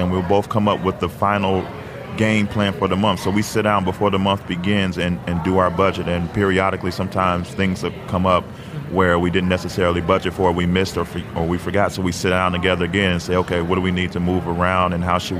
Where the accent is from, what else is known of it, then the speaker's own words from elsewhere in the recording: Chicago, Illinois, United States; we're from Chicago. So in the 90s, we were all about the Chicago Bulls